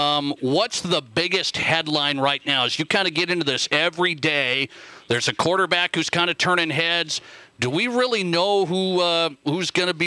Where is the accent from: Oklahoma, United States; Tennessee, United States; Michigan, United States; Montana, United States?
Montana, United States; I'm from Montana.